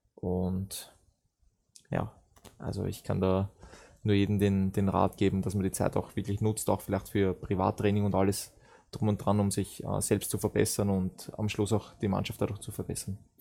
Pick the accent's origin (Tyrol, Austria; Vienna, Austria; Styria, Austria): Vienna, Austria; moved away as an adult; now in Germany; ich bin in Wien groß, groß geworden, geboren dort